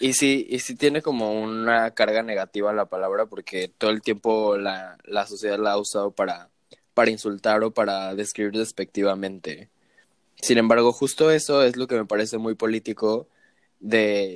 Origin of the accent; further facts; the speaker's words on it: Cancún, Quintana Roo, Mexico; moved away as an adult; also born or lived in Mexico City; me regresé a Cancún, que es de donde yo soy originario